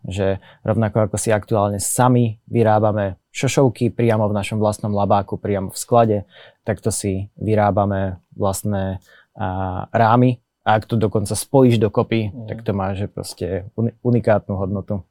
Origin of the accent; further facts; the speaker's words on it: Slovakia; Sme Slováci, sedíme na Slovensku